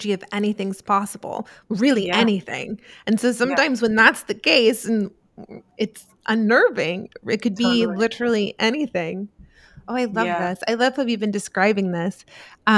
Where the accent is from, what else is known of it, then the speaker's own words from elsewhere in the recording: New Jersey, United States; I was from New Jersey.